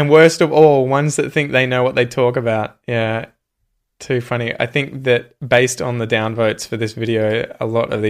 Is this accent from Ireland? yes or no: no; Australia